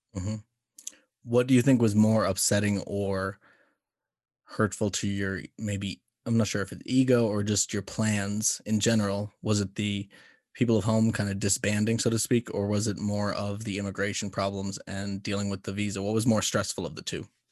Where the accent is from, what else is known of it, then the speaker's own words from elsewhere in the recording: United States; being an American